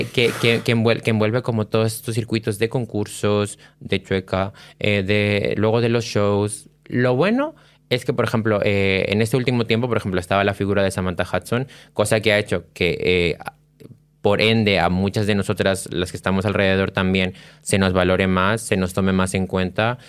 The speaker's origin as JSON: {"language": "Spanish", "country": "Peru", "moved": "yes", "lives_now": "Spain"}